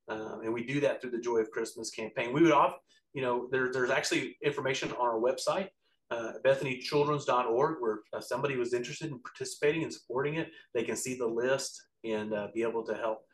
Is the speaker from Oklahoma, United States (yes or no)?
yes; Altus, Oklahoma, United States; I was born in Altus and I grew up in Western Oklahoma